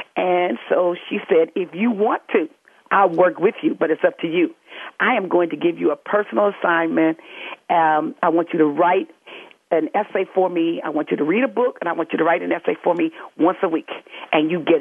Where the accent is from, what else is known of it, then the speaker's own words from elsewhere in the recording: Los Angeles, California, United States; I grew up in Los Angeles